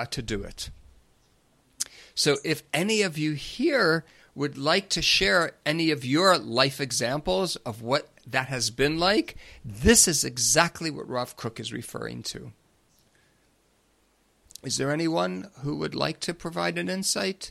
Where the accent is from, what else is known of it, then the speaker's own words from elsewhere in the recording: Long Island, New York, United States; growing up on Long Island